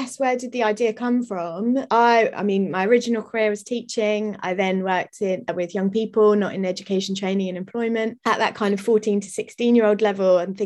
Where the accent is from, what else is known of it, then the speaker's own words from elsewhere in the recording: London, United Kingdom; I grew up in South London